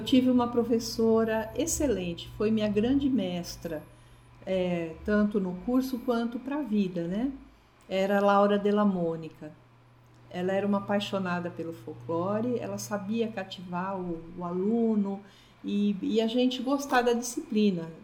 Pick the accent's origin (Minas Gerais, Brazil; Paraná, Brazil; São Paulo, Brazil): São Paulo, Brazil; Vinhedo; moved away as an adult; also born or lived in Valinhos / Campinas / Corumbá; now in Campo Grande, Brazil; Lá eu nasci, mas me criei em Vinhedo, que é uma cidade próxima, e depois fui residir em Campinas.